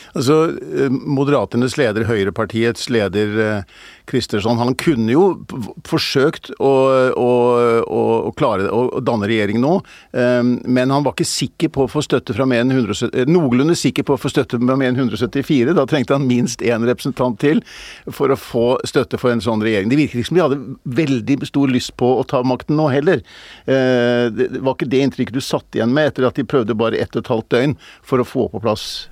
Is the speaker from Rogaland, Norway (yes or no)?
no; Bærum, Akershus, Norway; also born or lived in Groruddalen, Oslo; Fortsatte jeg min barndom og ungdom i, i, i, i, Bærum.